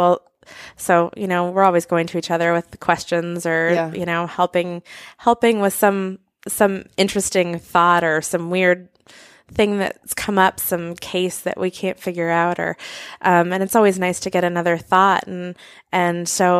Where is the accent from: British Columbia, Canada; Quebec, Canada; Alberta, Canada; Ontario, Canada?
Alberta, Canada; Banff; I grew up outside a lot. I grew up in Banff, Canada.